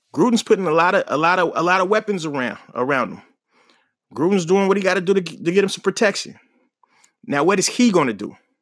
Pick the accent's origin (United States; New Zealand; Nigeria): United States; Oakland, California; moved away; born and raised in Oakland